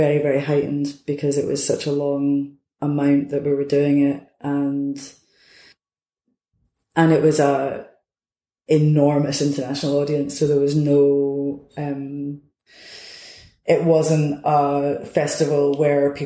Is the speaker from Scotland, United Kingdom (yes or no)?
yes; Edinburgh, Scotland, United Kingdom; I'm from Edinburgh